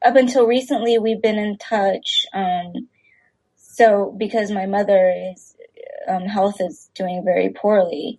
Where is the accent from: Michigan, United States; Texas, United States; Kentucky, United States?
Texas, United States; I grew up in Texas uh, with very few other Asian friends